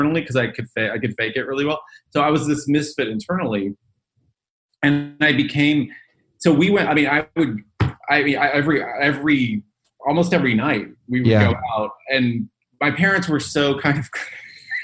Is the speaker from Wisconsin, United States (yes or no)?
no; Dallas, Texas, United States; I grew up in Dallas, Texas, to a large Catholic family